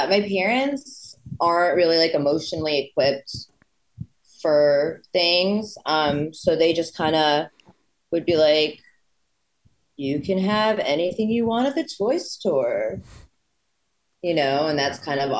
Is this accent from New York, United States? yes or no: no; Connecticut, United States